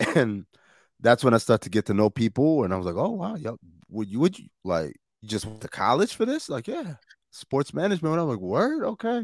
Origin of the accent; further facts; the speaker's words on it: New York, United States; moved away; I'm from New York